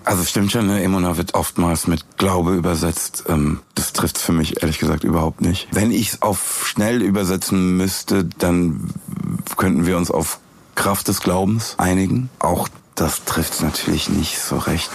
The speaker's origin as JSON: {"language": "German", "town": "Frankfurt", "region": "Hesse", "country": "Germany", "tie": "born or raised there", "said": "in meiner Heimatstadt"}